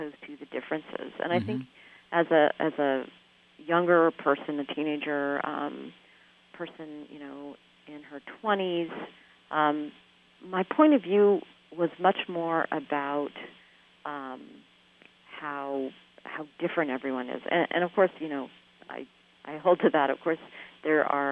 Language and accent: English; Bay Area, California, United States; moved away as an adult; also born or lived in Midwest; I grew up in the Bay Area, spent first 18 of my years here